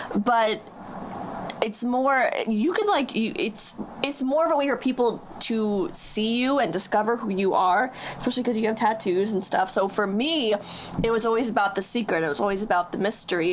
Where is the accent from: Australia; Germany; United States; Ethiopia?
United States; Huntington, New York; I'm 23 years old from Huntington. I live on Long Island